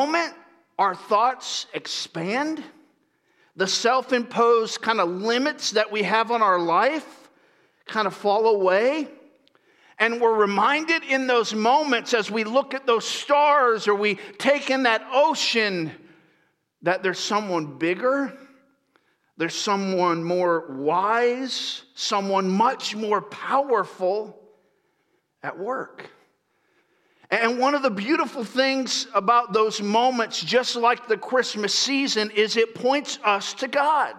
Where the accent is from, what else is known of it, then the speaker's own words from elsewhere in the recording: Florida, United States; also born or lived in East Coast; now in California, United States; I grew up in Florida